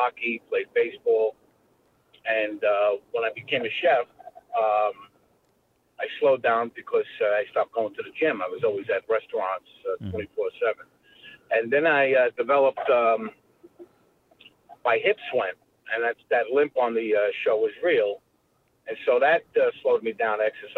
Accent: New York City, New York, United States; I grew up in Brooklyn

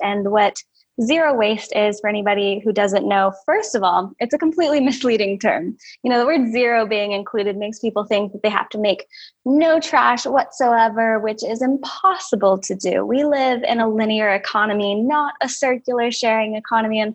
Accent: West Coast, United States; moved away as an adult; also born or lived in California / Oregon / Georgia; now in South Dakota, United States; I grew up in California and Oregon. I consider myself, you know, very West Coast hippie.

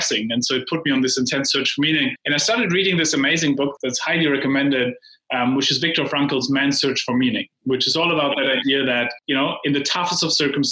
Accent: Heidelberg, Baden-Württemberg, Germany; moved away; In Heidelberg, Germany.

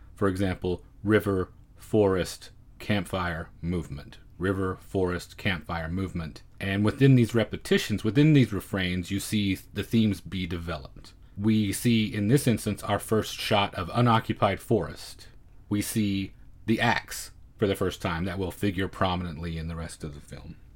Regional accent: United States; as an American viewer

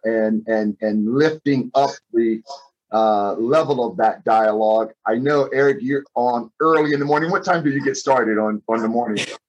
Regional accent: Fort Lauderdale, Florida, United States; since I've been a little kid growing up in Fort Lauderdale

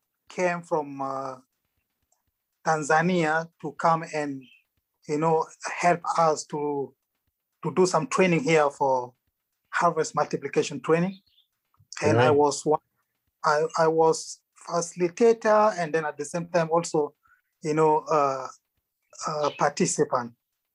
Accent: Sudan; English is a second language; moved away; also born or lived in South Africa; I grew up in Sudan, yes. I started learning English 5 years ago.

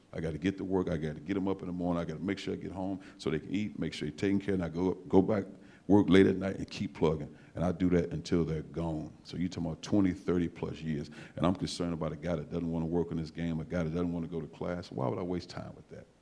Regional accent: East St. Louis, Illinois, United States; moved away; I'm from East St. Louis

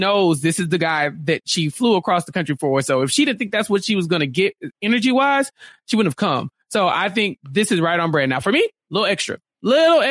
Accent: Texas, United States; I am a Texan through and through

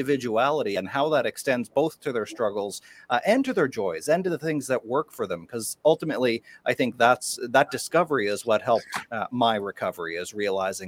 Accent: a small town on the east coast of Canada, Atlantic Canada, Canada; my hometown, a small town on the east coast of Canada

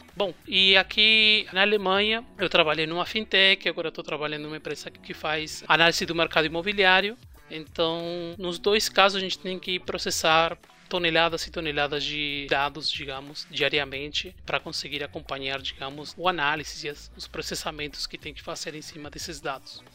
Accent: Uruguay; Portuguese is a second language; also born or lived in São Paulo, Brazil; now in Berlin, Germany; vocês vão perceber um sotaque um pouco diferente, porque eu sou do Uruguai, na verdade, eu sou uruguaio

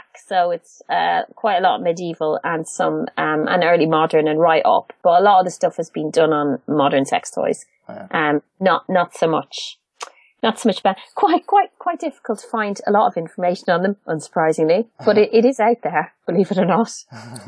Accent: Ireland; I'm an Irish.

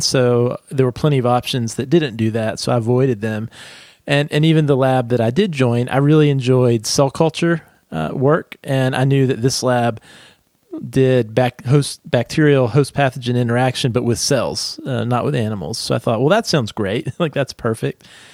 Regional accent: southeastern United States, United States; I grew up in a very small rural town in the southeastern United States.

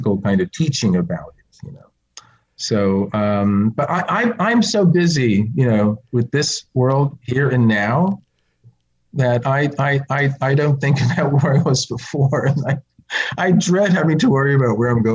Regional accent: New Jersey, United States; moved away; growing up in New Jersey

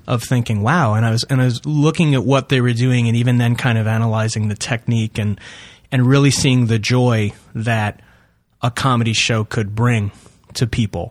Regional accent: East Northport, New York, United States; I'm from, uh, East Northport, which is in Suffolk County on Long Island

